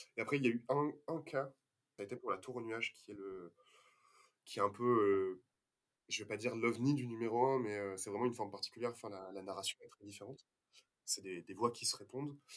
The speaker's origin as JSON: {"language": "French", "town": "Toulouse", "region": "Occitania", "country": "France", "said": "on est toulousain"}